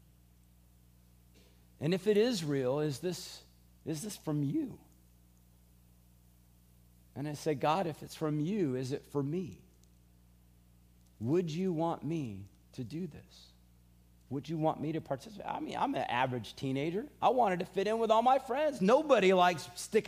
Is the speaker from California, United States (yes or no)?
yes; California, United States; I grew up in California